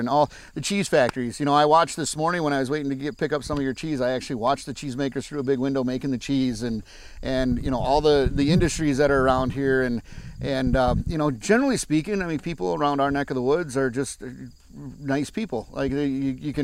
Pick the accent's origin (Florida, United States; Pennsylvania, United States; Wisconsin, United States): Wisconsin, United States; South Wayne; also born or lived in Long Beach, California; I grew up in South Wayne, Wisconsin, which is a town of about 400 people